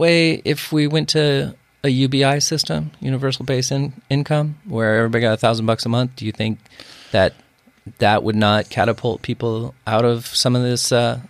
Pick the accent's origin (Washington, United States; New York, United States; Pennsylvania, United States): Washington, United States; Bothell; born or raised there